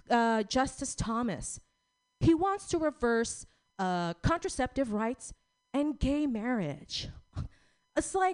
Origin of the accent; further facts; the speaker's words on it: Philippines; We're both Filipino.